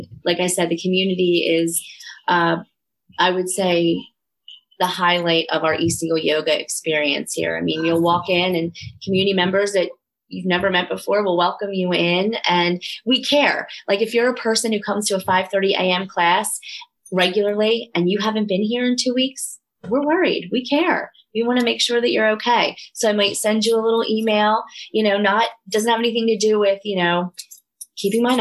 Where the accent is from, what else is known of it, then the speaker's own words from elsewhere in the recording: Delaware County, Pennsylvania, United States; accent: Delco; So I am proud of my Delco accent. I love my Delco roots. I was raised in Delaware County